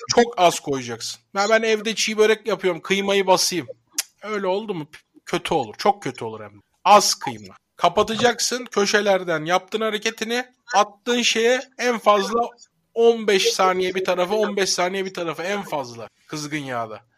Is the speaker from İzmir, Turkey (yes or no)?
no; Sivrihisar, Eskişehir, Turkey; Ben Eskişehir Sivrihisarlıyım